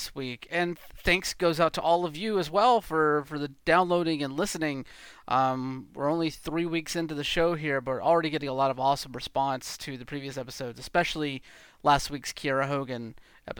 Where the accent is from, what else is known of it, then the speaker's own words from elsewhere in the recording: Georgia, United States; moved away; I'm from Georgia originally. So like, I just literally have to go home for like a visit